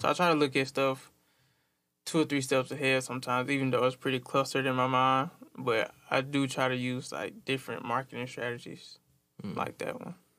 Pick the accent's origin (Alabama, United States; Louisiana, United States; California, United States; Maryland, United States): Alabama, United States; Tuskegee; now in Montgomery, United States; I'm from Tuskegee, Alabama